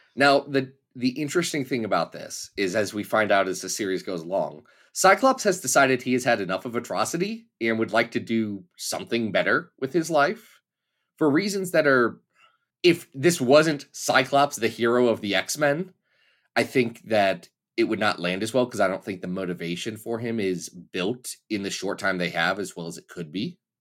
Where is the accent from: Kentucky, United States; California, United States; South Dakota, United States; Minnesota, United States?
Kentucky, United States; I'm from Kentucky